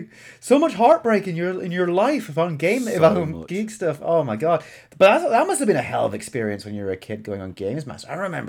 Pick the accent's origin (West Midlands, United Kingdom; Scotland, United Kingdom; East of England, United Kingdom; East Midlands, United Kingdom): Scotland, United Kingdom; now in England; I'm Scottish, mate. Yeah, I know. I don't sound it.